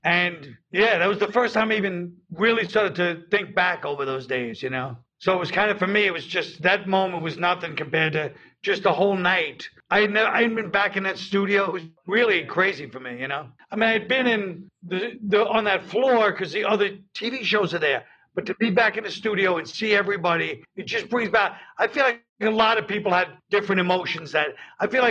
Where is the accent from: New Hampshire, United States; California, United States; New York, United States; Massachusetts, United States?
New York, United States; I'm from New York.